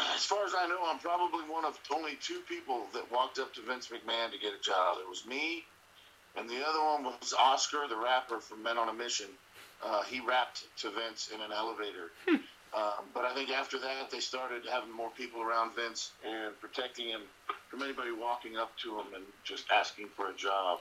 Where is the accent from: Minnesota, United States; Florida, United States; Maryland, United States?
Florida, United States; Miami; I grew up down in Florida. I grew up in Miami, Florida